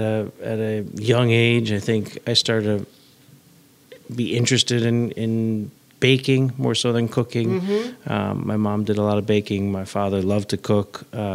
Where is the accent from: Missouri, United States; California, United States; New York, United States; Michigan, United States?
New York, United States; New York City; I grew up on the Upper West Side